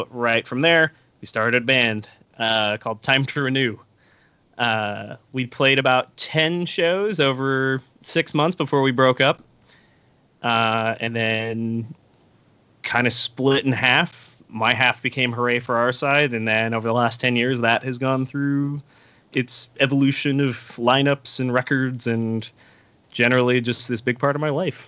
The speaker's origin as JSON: {"language": "English", "area": "Orange County", "region": "California", "country": "United States", "tie": "born or raised there", "said": "I grew up in Orange County"}